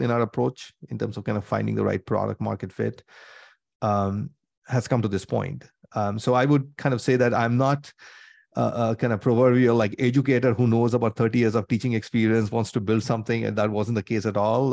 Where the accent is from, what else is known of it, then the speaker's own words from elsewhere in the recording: India; moved away as an adult; now in United States; I grew up in India, came to the U S, did my masters and things like that.